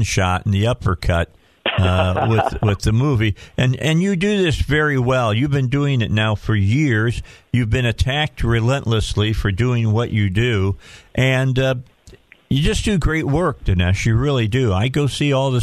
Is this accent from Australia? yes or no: no; Indiana, United States; moved away; I'm originally from Indiana.